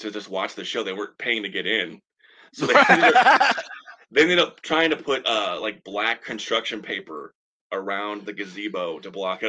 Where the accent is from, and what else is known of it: Eureka, Missouri, United States; born or raised there